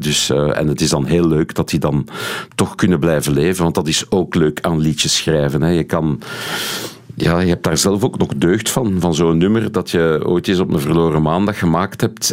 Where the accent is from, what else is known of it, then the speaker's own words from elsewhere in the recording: Steenokkerzeel, Flanders, Belgium; also born or lived in Haren, Brussels / Brussels; ik ben opgegroeid in Steenokkerzeel. Eh, nu, tot mijn zevende heb ik, eh, woonde ik in, in de gemeente Haren